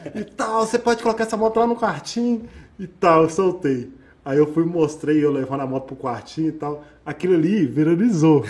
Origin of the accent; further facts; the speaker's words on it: Minas Gerais, Brazil; Eu sou mineiro